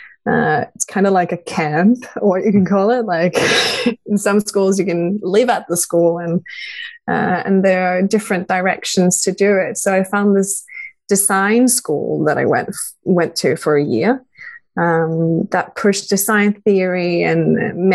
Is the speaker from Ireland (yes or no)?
no; Norway; also born or lived in Denmark; I grew up in Norway. Like, I am Danish, but I grew up in Norway.